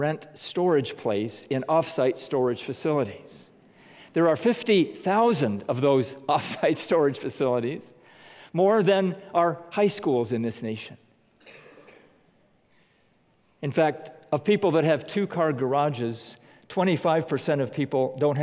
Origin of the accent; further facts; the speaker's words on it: United States; as American Christians